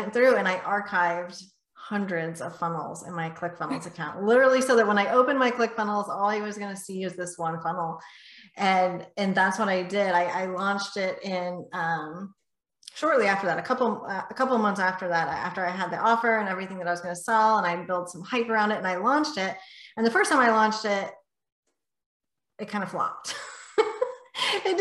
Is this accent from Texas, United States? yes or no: yes; north of Houston, Texas, United States; just north of Houston, Texas. So I'm Texas born and bred.